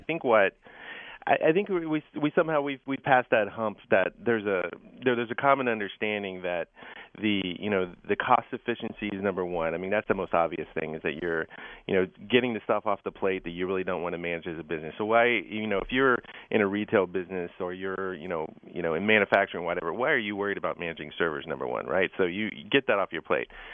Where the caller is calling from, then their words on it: Redwood City, California, United States; I'm calling in from Redwood City, California